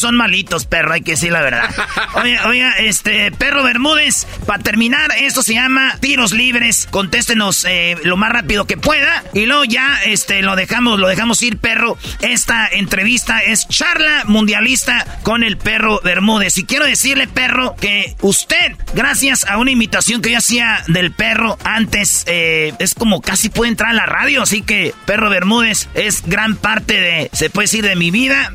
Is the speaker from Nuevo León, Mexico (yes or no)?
no; Jiquilpan, Michoacán, Mexico